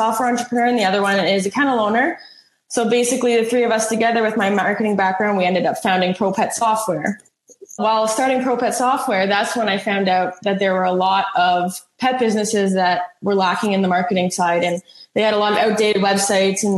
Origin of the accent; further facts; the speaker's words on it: Ottawa, Ontario, Canada; also born or lived in Elmira, New York; I grew up in Ottawa.